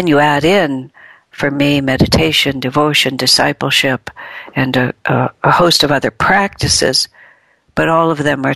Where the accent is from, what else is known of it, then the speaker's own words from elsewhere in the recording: United States; I was born and raised in America.